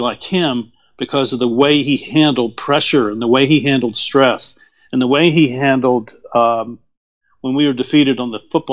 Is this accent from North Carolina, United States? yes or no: yes; Winston-Salem, North Carolina, United States; I grew up in Winston-Salem, North Carolina